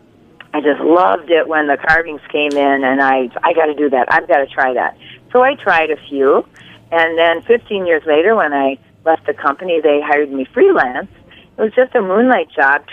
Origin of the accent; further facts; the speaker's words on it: Wisconsin, United States; I'm from Wisconsin. I'm a cheesehead.